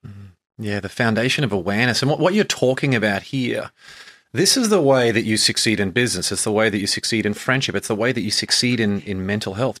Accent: Brisbane, Queensland, Australia; moved away as an adult; I grew up in Brisbane, Australia, and moved over here

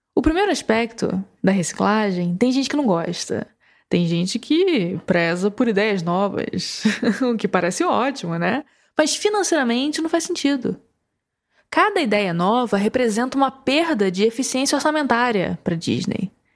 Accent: Ceará, Brazil; eu, como nordestino, como cearense

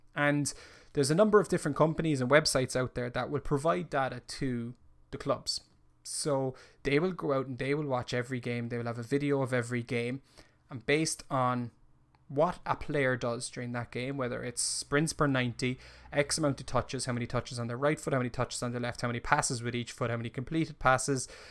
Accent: Ireland; as an Irishman

